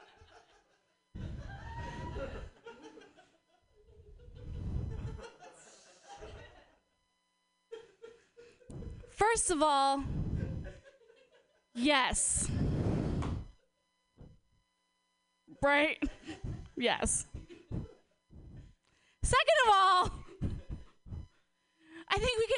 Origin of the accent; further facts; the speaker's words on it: Portland, United States; I'm from Portland